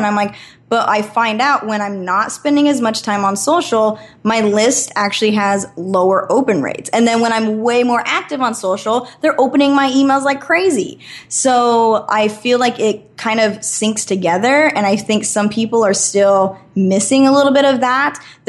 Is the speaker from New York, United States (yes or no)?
no; Idaho, United States; moved away as an adult; And I was living in Idaho. I'm born and raised in Idaho. And I ended up moving to California because I wanted to keep kind of pursuing this booking agent thing.